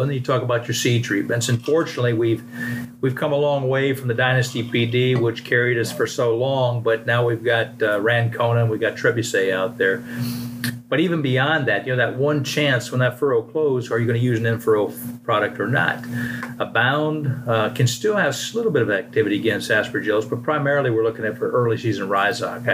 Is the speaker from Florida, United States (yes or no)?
yes; Brevard County, Florida, United States; now in Georgia, United States; I'm originally from Florida. I grew up in uh, Brevard County on the East Coast